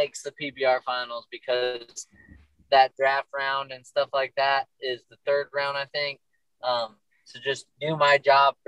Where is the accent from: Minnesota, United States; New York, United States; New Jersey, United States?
New York, United States; Attica; also born or lived in North Carolina / Pavilion, New York; where I grew up in Attica